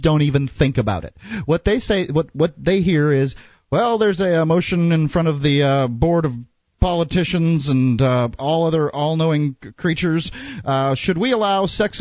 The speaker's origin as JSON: {"language": "English", "region": "Florida", "country": "United States", "said": "the two Florida guys"}